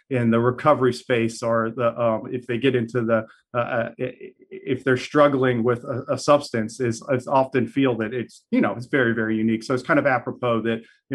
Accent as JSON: {"language": "English", "town": "Baton Rouge", "region": "Louisiana", "country": "United States", "tie": "born or raised there", "moved": "as an adult", "lives_now": "New Orleans, United States", "said": "So I was born and raised in Baton Rouge. I have been in New Orleans for about 6 years now."}